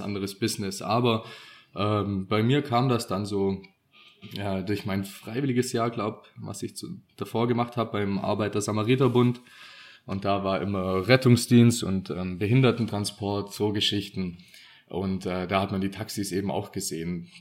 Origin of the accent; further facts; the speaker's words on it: Swabia, Germany; wir sind ja auch Schwabe